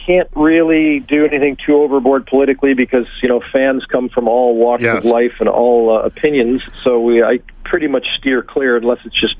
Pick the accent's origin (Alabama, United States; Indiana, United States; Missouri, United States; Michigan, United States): Michigan, United States; moved away; I'm originally from Michigan. Grew up on the Canadian border. I'm now dual. I grew up, you know, watching Hockey Night in Canada since I was five.